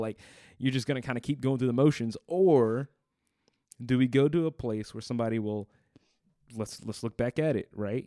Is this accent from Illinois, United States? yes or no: no; New Orleans, Louisiana, United States; I grew up in New Orleans